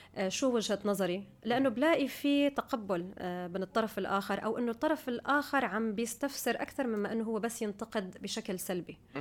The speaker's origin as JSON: {"language": "Arabic", "country": "United Arab Emirates", "tie": "born or raised there", "also_born_or_lived": "Syria / Guildford, United Kingdom", "said": "كنت بالامارات من كان عمري سنتين فانا بالنسبه لي يعني ربيت في الامارات درست في الامارات عايشه في الامارات"}